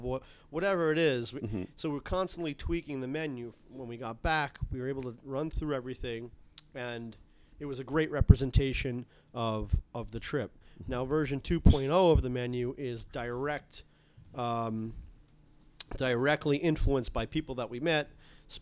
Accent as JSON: {"language": "English", "region": "East Coast", "country": "United States", "tie": "born or raised there", "moved": "yes", "lives_now": "San Francisco, United States", "said": "I grew up on the East Coast"}